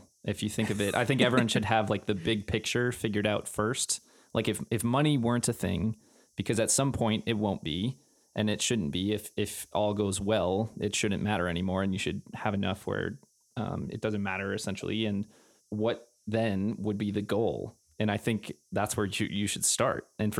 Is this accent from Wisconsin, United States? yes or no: yes; Green Bay, Wisconsin, United States; now in Minneapolis, United States; I am from Green Bay, Wisconsin, originally.